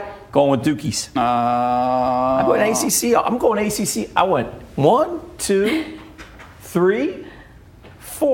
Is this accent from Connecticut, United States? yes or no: no; Buffalo, New York, United States; Going my hometown, the big 6'7 quarterback. Let's go, Buffalo.